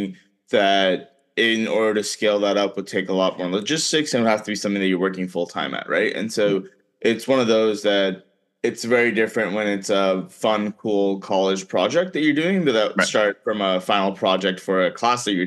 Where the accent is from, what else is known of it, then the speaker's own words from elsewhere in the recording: South Florida, United States; also born or lived in India; I grew up in South Florida